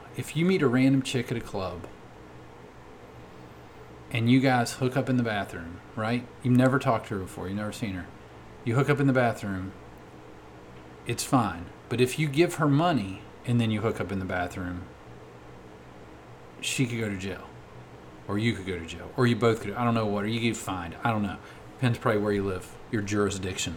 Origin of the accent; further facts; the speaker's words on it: United States; as an American